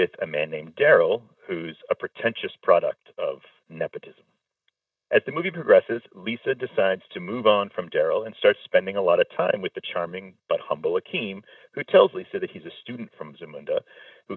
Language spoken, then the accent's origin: English; New England, United States; now in New York, United States; I did not grow up in or near New York. I grew up in New England.